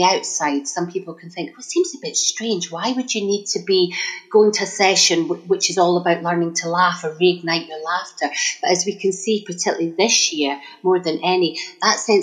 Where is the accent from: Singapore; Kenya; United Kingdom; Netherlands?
United Kingdom; Scotland; accent: Scottish; now in Stanmore, United Kingdom; I was born and bred in Scotland, but I've been living in Stanmore, northwest London, for the last 25 years. But you don't lose the accent.